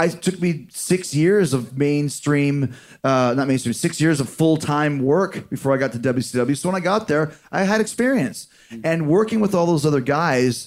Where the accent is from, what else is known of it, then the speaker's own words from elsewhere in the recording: Manhasset, New York, United States; I'm from Long Island, too. Did you know that? Yeah. I was born in Manhasset, Long Island.